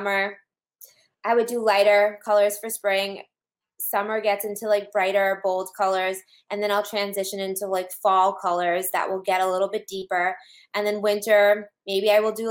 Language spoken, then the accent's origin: English; New England, United States; I'm from New England